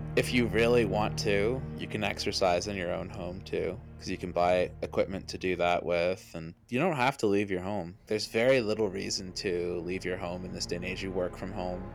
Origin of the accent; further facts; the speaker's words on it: Nova Scotia, Canada; I come from Nova Scotia